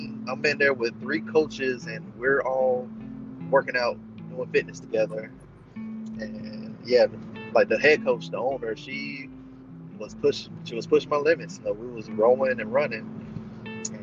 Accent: Augusta, United States; I ended up moving back to my hometown in Augusta

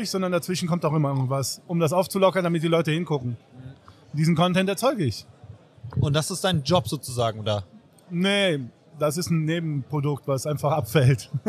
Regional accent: Seville, Andalusia, Spain; German is a second language; Ich bin aus Andalusien, aus Sevilla.

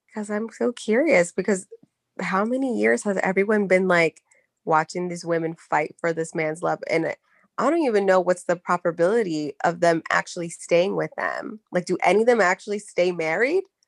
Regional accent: Charlotte, North Carolina, United States; my hometown

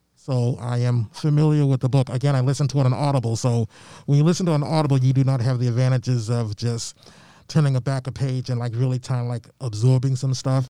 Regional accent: Malden, Massachusetts, United States; also born or lived in Albany, Georgia; when I grew up in Malden, there was a handful of black families

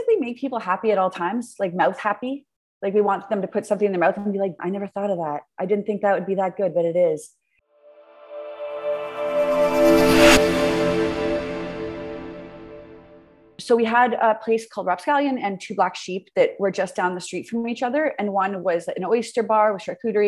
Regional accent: Hamilton, Ontario, Canada; I'm born and raised in Hamilton, which I'm super proud

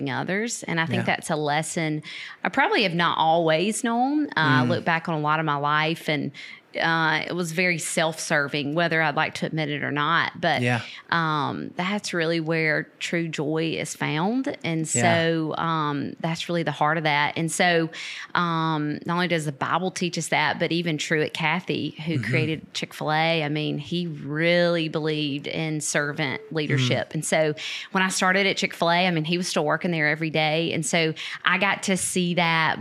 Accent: Lavonia, Georgia, United States; moved away as an adult; now in Americus, United States; I grew up in Northeast Georgia in a little town called Livonia, not Lithonia, okay. Livonia.

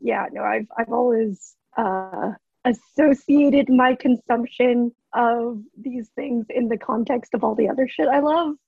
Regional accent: United States; I'm fourth generation Japanese, so I'm like in terms of my lineage and my culture. Like I'm removed, I'm American Japanese

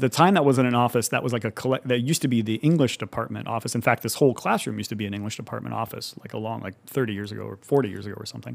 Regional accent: Madera, California, United States; moved away as an adult; also born or lived in Fresno, California; now in Livermore, United States; I'm from the Central Valley originally, from the Fresno Madera area. Um, actually grew up on, like, a small farm in Madera

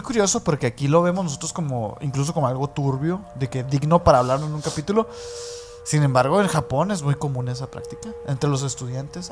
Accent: Mexico

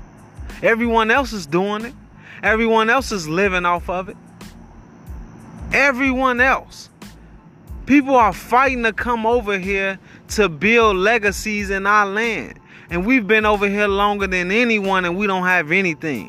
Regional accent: United States; We are American

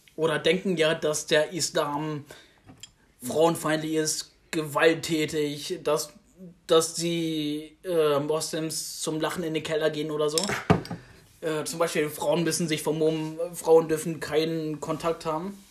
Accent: Germany; ich bin in Deutschland geboren, ich bin hier aufgewachsen

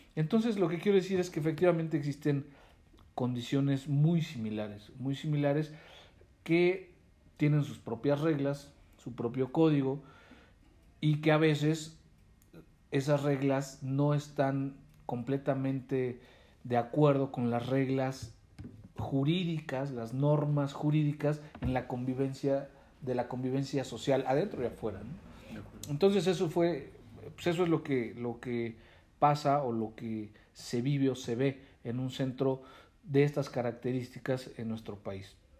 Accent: Mexico

